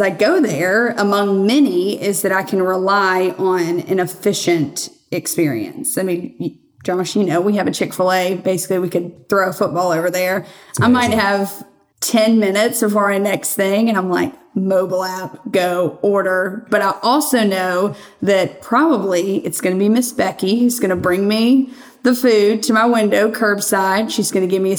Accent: Birmingham, Alabama, United States; born and raised in Birmingham, Alabama.

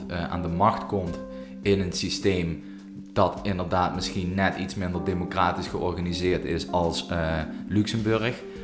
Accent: Russia; wij, de Russen

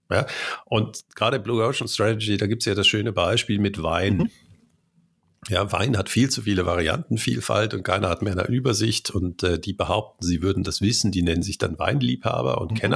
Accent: Cologne, North Rhine-Westphalia, Germany; ich bin in Köln geboren

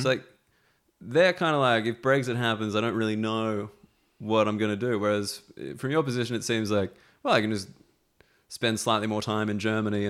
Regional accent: Australia; moved away as an adult; now in United Kingdom; As an Australian, no paperwork.

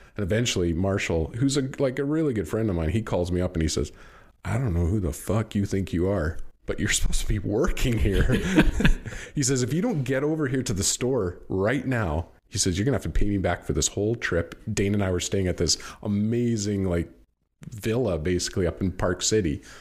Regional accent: Canada; I'm Canadian

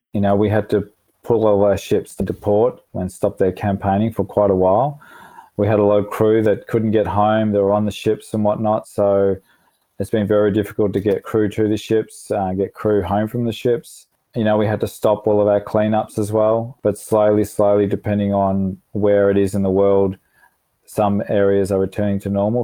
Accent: Melbourne, Victoria, Australia; moved away; I'm from Melbourne, so I've got, um, you know, my sister and all my cousins in Melbourne

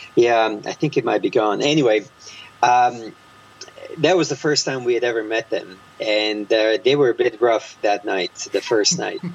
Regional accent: Croatia; now in United States; while growing up in Croatia

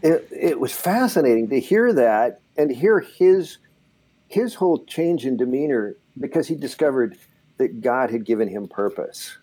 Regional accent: Southern California, United States; growing up in Southern California

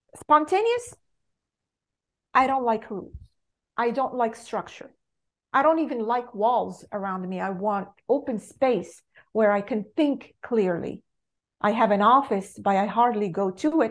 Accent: Morocco; English is a second language; moved away as an adult; I was born and raised in Morocco

